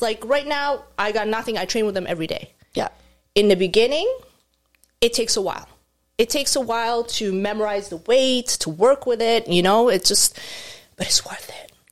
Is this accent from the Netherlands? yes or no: no; Egypt; moved away as an adult; now in Canada; I was born and raised in Egypt